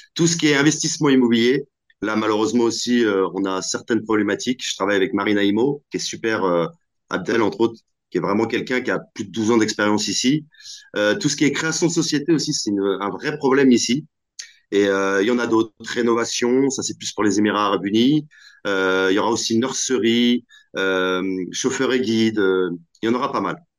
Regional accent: Normandy, France; also born or lived in Algeria (ancestry); je suis d'origine euh, normande, donc je suis attaché à ma Normandie

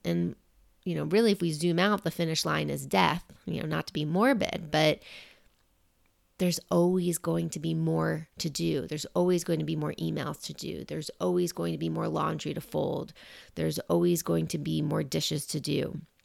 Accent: New York, United States; being a New Yorker and growing up in New York

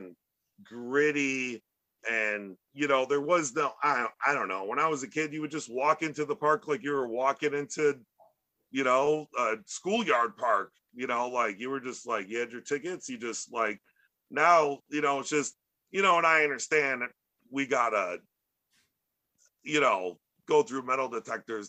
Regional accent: Chicago, Illinois, United States

